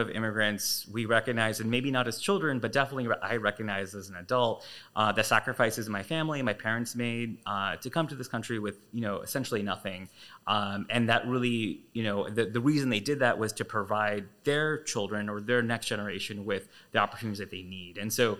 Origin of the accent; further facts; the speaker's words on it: just outside Chicago, Illinois, United States; my sister and I were both born here actually just outside Chicago